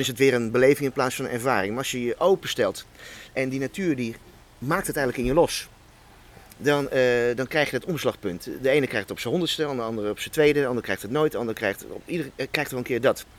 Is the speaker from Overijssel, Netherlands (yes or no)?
no; Hoog Soeren, Gelderland, Netherlands; Ik ben in Hoogsoeren bij Apeldoorn opgegroeid, kroondomeinen